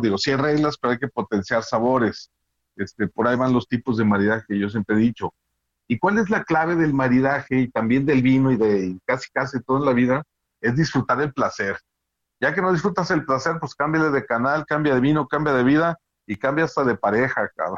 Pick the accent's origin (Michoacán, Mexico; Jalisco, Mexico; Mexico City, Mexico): Jalisco, Mexico; Guadalajara; yo que soy de aquí de Guadalajara